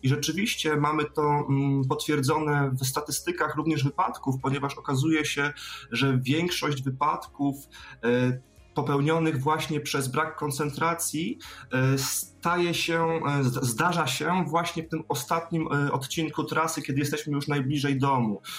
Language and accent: Polish; Wrocław, Lower Silesian Voivodeship, Poland; jestem z Wrocławia